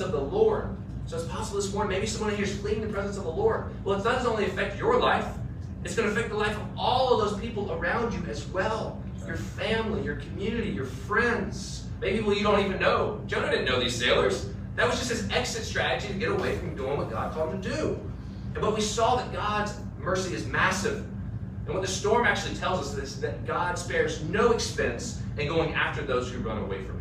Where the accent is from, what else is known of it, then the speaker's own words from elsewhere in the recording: United States; as an American